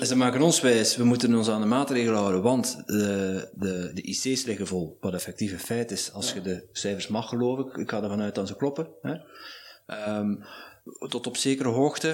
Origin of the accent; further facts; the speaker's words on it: Netherlands; now in Belgium; ik ben een Nederlander